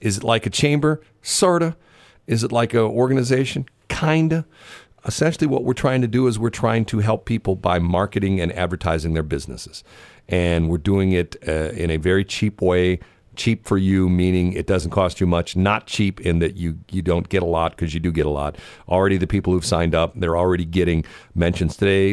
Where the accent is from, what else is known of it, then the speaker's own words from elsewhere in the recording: United States; I'm an American and proud of the fact that I have certain freedoms